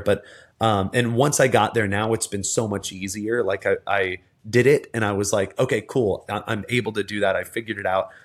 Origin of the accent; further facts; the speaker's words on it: Texas, United States; I grew up in in the South in Texas